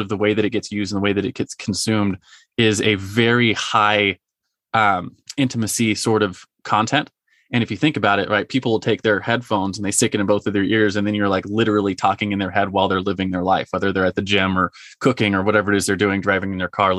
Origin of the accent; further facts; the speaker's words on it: Marietta, United States; my hometown, you mentioned Marietta